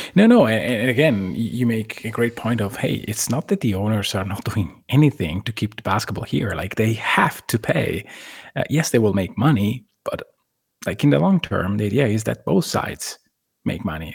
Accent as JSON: {"language": "English", "country": "Italy", "said": "I lived a very similar situation on my city where an arena has to be made in order to go from basically the second league in Italy to the first one"}